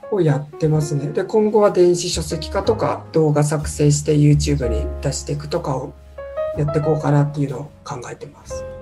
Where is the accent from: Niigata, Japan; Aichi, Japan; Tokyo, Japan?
Tokyo, Japan; 東京出身なんですけど住んでるところがみんな神奈川の県境に住んでいて